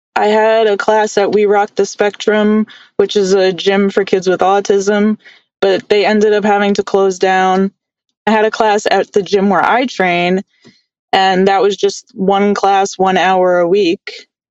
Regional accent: New York City, New York, United States; I grew up in New York in the Bronx

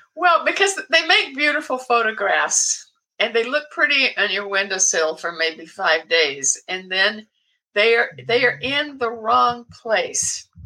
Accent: American South, United States; now in Portland, United States; I was born and raised in the American South

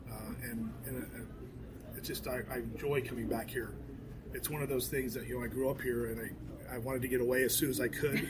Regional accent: Rio Grande Valley, Texas, United States; moved away; it's my hometown, and I, I, I come back here and I can kind of show off my hometown, my home area

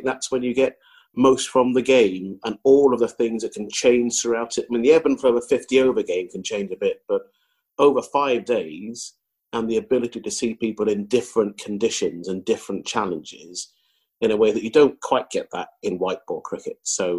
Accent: Zambia; born there; And interestingly, I was born in Zambia

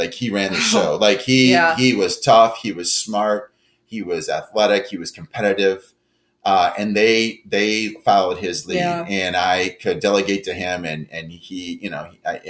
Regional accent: Midwest, United States; also born or lived in Texas; even though I'm from the Midwest

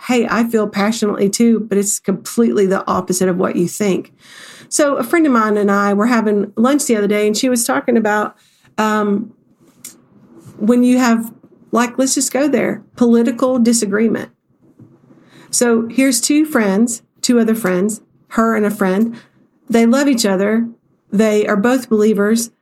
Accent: the South, United States; I'm from the South

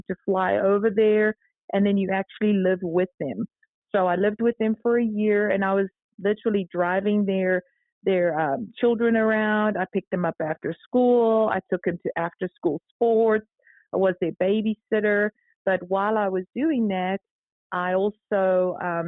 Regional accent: Johannesburg, Gauteng, South Africa; moved away as an adult; also born or lived in Michigan; now in Texas, United States; I'm originally from Johannesburg, South Joburg, which was Oakdene. Grew up there, raised, born, always lived in the South

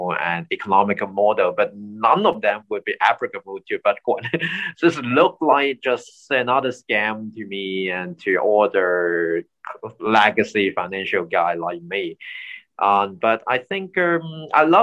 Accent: Hong Kong; I'm born and raised in Hong Kong

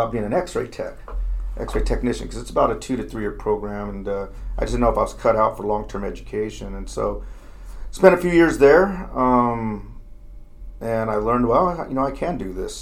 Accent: Fontana, California, United States; I grew up in Fontana, California, where I graduated in 1987

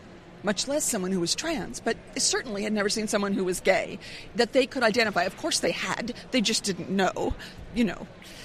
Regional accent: San Francisco Bay Area, California, United States; I grew up in the San Francisco Bay Area

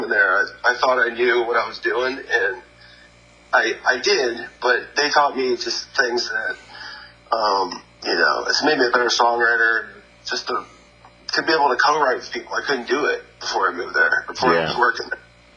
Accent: Destin, Florida, United States; moved away as an adult; also born or lived in New York / Colorado / Missouri / Nashville, Tennessee; now in Atlanta, United States; I grew up in Destin, Florida, and my dad was a musician

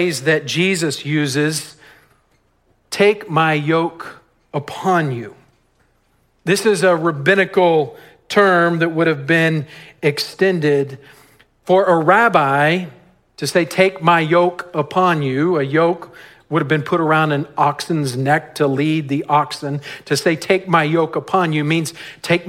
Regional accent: West Texas, United States; I grew up in West Texas on a ranch where we had dirt roads

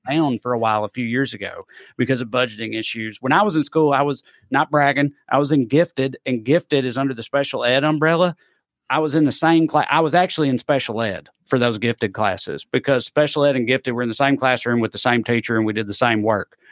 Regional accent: United States; I'm from Clay County.

